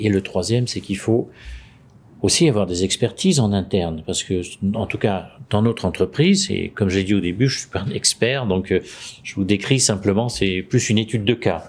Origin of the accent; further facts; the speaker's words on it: France; now in Munich, Germany; je suis français, j'habite à Munich